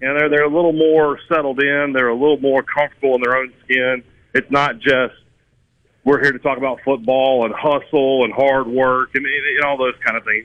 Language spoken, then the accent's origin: English; Vicksburg, Mississippi, United States; my hometown of Vicksburg